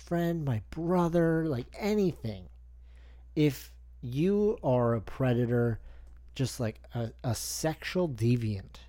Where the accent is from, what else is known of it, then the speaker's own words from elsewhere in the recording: Canada; I'm the Canadian guy.